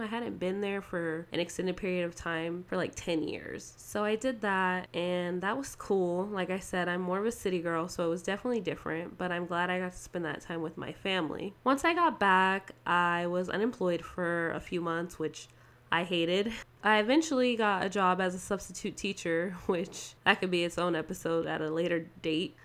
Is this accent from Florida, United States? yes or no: no; Las Vegas, Nevada, United States; also born or lived in Ohio / San Diego, California; I am Vegas raised, but I wasn't born here. I'm actually originally from Laredo, Ohio